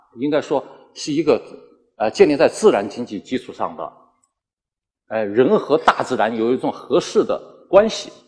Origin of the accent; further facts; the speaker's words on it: Meizhou, Guangdong, China; 我祖上确实是，咱我也是广东人哈，就是梅州的，我祖上是大清的这个提督啊，是吧？